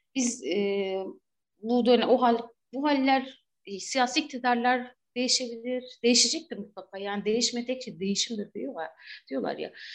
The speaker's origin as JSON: {"language": "Turkish", "town": "Batman", "region": "Batman Province", "country": "Turkey", "tie": "born or raised there", "said": "ben de Batman'da büyüdüm, doğdum, büyüdüm."}